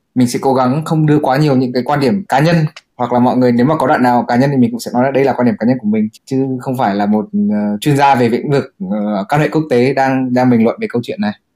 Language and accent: Vietnamese; Vietnam; mình là người Việt Nam